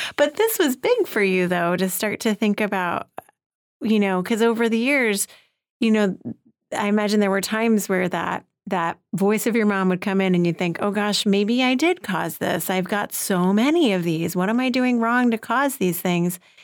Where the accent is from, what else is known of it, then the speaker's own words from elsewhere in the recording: New York City, New York, United States; speaking as a New Yorker